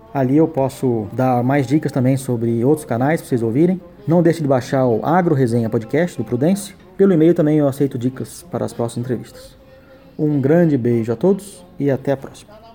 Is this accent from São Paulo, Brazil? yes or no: yes; São Paulo, Brazil; Eu sou de São Paulo, criado aqui